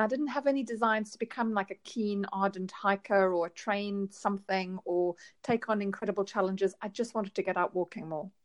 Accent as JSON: {"language": "English", "country": "South Africa", "moved": "yes", "said": "I'm I'm from South Africa originally"}